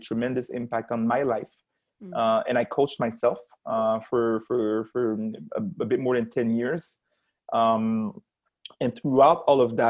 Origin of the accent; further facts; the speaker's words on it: Montreal, Quebec, Canada; I grew up in Montreal. My parents came from Haiti at the end of the 70s, and I grew up in the eastern part of Montreal in Anjou